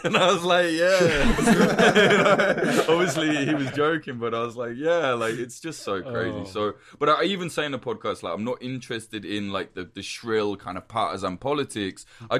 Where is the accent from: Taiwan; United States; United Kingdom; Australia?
United Kingdom; because I'm a Brit, right? So I can't even vote in America.